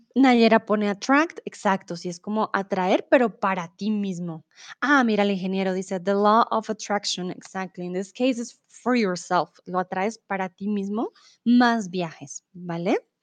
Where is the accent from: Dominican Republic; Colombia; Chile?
Colombia; Bogotá; also born or lived in Mexico; now in Germany; soy de Colombia, de la capital, de Bogotá. Comúnmente vivo en Alemania